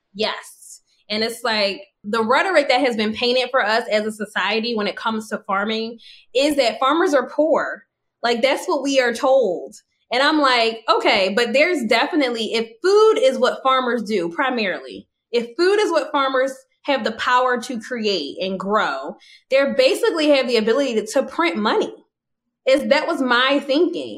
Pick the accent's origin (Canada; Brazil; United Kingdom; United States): United States; an American woman who didn't travel anywhere until after, you know, till my 30th birthday